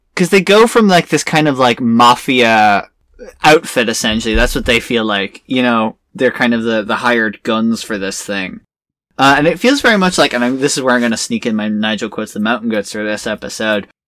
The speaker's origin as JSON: {"language": "English", "country": "Ireland", "said": "I'm Irish"}